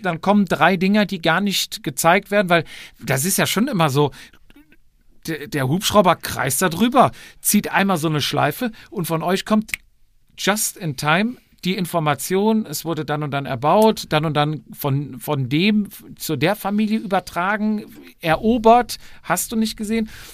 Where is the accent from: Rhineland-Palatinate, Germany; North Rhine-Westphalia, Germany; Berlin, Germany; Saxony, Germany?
North Rhine-Westphalia, Germany; Cologne area; Wir kommen ja alle aus der Gegend aus Köln